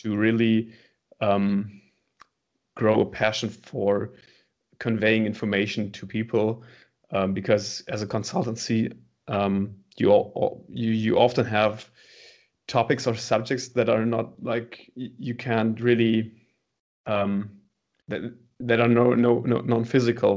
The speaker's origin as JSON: {"language": "English", "town": "Münster", "region": "North Rhine-Westphalia", "country": "Germany", "tie": "born or raised there"}